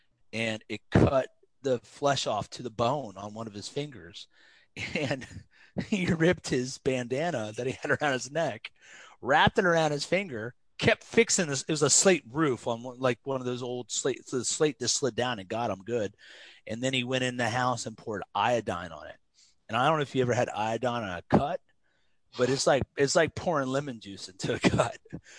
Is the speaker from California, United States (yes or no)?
no; Osgood, Indiana, United States; also born or lived in Independence, Missouri / North Dakota / Kansas; I was born in Independence, Missouri, lived in North Dakota, Kansas, Missouri. Eventually got sent away to live with my grandmother in Osgood, Indiana, 1,100 people.